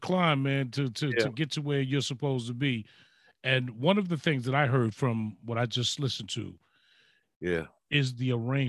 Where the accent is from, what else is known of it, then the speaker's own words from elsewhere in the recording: New York City, New York, United States; I'm from the Bronx